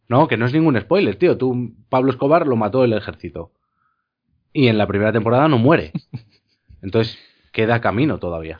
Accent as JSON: {"language": "Spanish", "country": "Spain", "said": "como los castellanos, como hablamos nosotros en España"}